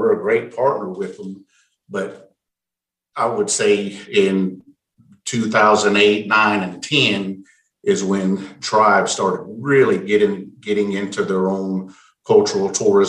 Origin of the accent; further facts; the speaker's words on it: Eufaula, Oklahoma, United States; I was just a country kid growing up in Eufaula, Oklahoma.